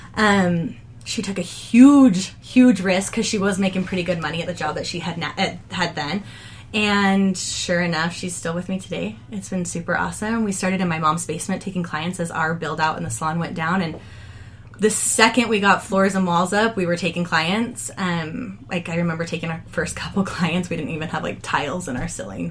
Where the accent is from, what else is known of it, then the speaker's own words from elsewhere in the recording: United States; moved away as an adult; we're from Davis County